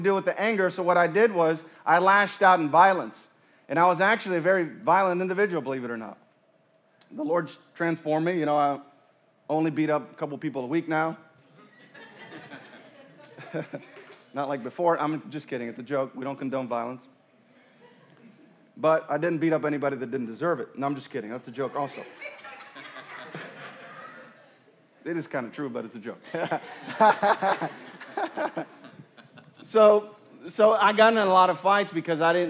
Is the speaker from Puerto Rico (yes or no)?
yes; Puerto Rico; moved away; I grew up in the mountains of Puerto Rico.